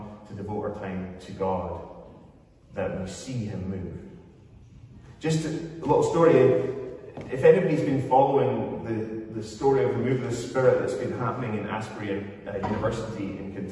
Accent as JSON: {"language": "English", "region": "Scotland", "country": "United Kingdom"}